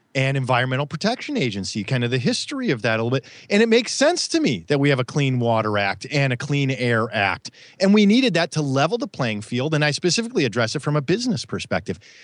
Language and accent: English; Midwest, United States; I grew up in the Midwest